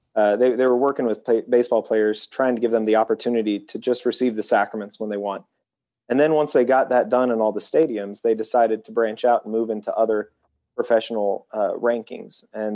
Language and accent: English; Indianapolis, Indiana, United States; You were in my hometown.